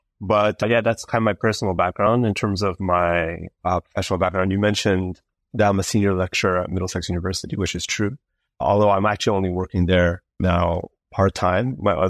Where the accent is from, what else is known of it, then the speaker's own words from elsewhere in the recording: Berlin, Germany; also born or lived in Montreal, Canada; now in United Kingdom; So I was born in Canada, but I was raised in Berlin in Germany. And then I went back to Montreal, the city where I was born, to do my studies.